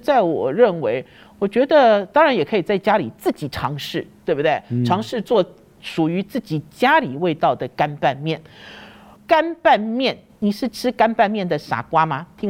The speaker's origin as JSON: {"language": "Chinese", "region": "Shandong", "country": "China", "said": "因为对我来讲，我是山东人，我是北方人，我的爸爸呢从小就很爱用三合油。"}